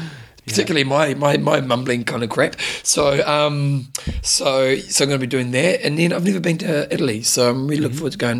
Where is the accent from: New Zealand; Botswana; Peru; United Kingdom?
New Zealand; I'm from New Zealand. I am from New Zealand.